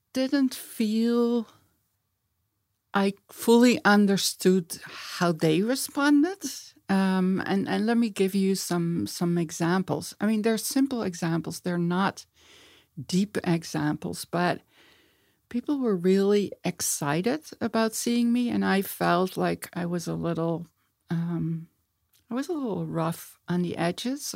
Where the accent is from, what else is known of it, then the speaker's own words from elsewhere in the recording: Eindhoven, North Brabant, Netherlands; moved away as an adult; also born or lived in Amsterdam; I was born in Amsterdam. I grew up in a place, Eindhoven, where my dad worked for Philips.